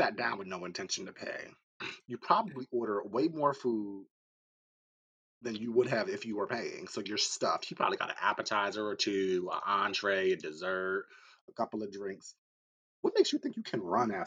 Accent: Atlantic City, New Jersey, United States; I grew up in Atlantic City, New Jersey

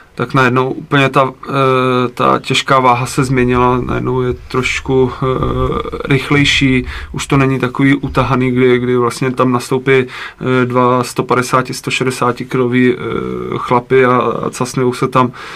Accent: Jihlava, Vysočina Region, Czechia; já jsem vlastně původem z Jihlavy, tak, eh, na náměstí, kde jsem chodil, eh, n, na základku

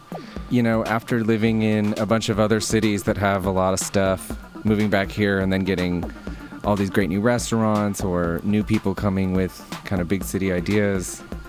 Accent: Detroit, Michigan, United States; moved away; also born or lived in Chicago / New York / Berlin; I grew up here.

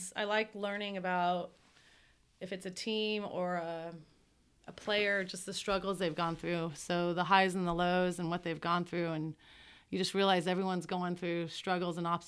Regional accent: Colorado, United States; moved away; I'm from Colorado

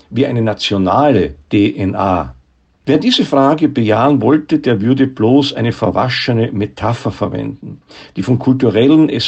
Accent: Graz, Styria, Austria; Und dabei ist Graz ganz und gar meine Heimatstadt.

